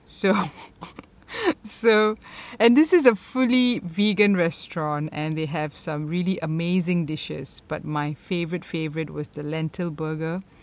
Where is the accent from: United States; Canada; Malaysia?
Malaysia; growing up in Malaysia